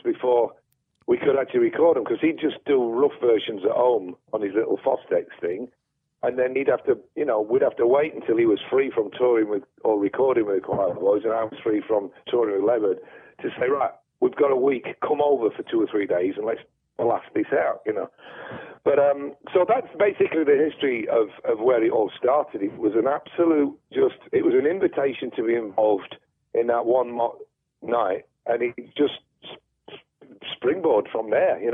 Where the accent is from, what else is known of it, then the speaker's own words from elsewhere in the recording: Sheffield, Yorkshire and the Humber, United Kingdom; growing up in Sheffield in the 70s, we had the BBC